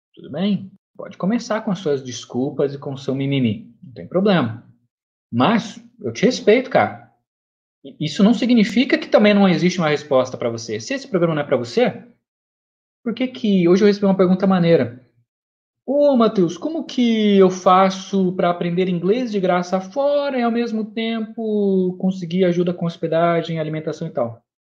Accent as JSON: {"language": "Portuguese", "region": "São Paulo", "country": "Brazil", "said": "Eu venho de São Paulo, tá? Não, não capital, mas do estado de São Paulo"}